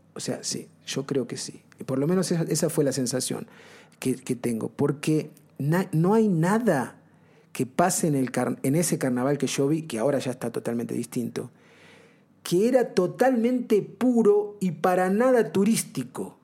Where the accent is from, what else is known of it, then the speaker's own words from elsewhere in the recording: Banfield, Buenos Aires Province, Argentina; moved away as an adult; yo volví a, la Argentina